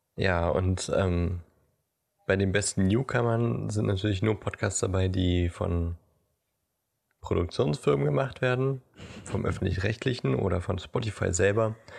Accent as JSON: {"language": "German", "region": "Brandenburg", "country": "Germany", "tie": "born or raised there", "said": "wir sind ja beide in Brandenburg zur Schule gegangen"}